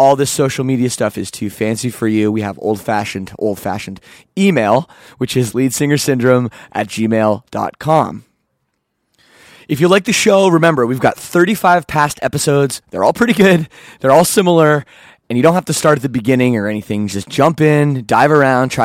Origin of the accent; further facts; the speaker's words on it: Canada; I'm Canadian